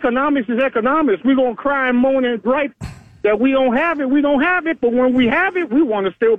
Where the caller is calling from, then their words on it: Navarre, Florida, United States; Calling from Navarre, about to piss y'all off.